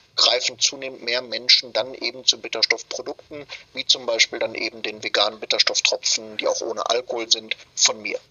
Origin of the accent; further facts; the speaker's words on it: Germany; bei uns in Deutschland